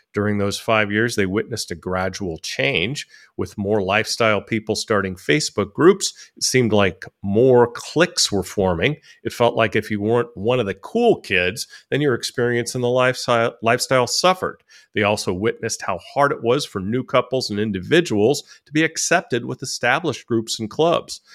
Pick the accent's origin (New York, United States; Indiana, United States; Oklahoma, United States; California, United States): California, United States; now in Thailand; being a Californian, and now I live in Thailand